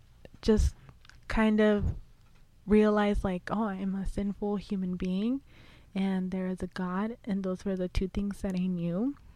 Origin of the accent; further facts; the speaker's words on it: Huntington Beach, California, United States; I was born in Huntington Beach, California